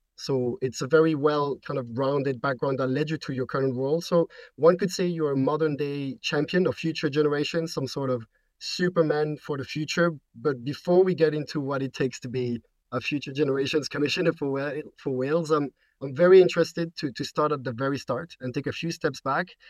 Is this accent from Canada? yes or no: no; Belgium; I'm from Belgium